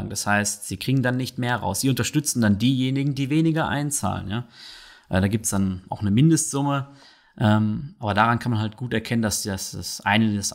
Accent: North Rhine-Westphalia, Germany; und aus meiner Region, wo ich herkomme, da in NRW

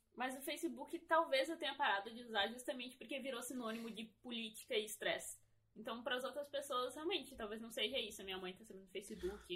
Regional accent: Brazil

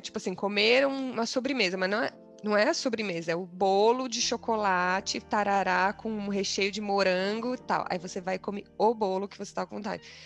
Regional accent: Brazil; moved away; sendo brasileiras

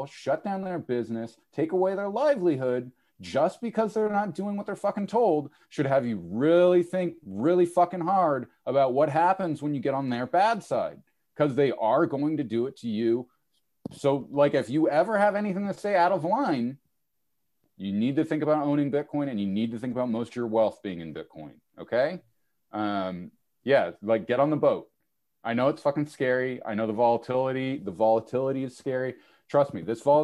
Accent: United States; as an American

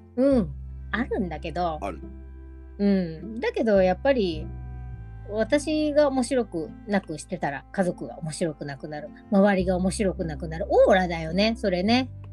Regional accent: Hyogo, Japan; also born or lived in Osaka; 大阪生まれ兵庫育ちでね生っ粋の関西魂はまだ生きててね

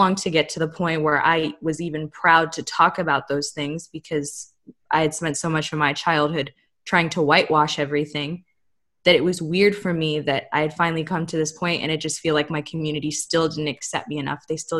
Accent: United States; I'm half Colombian, I'm half Guyanese, I'm whole American

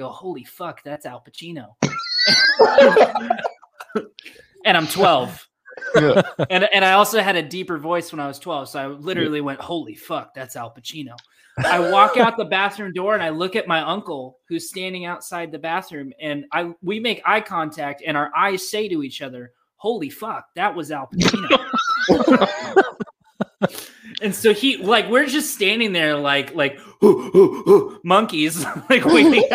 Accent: Los Angeles, California, United States; now in Oklahoma City, United States; I live in Oklahoma City these days, but I'm from Los Angeles

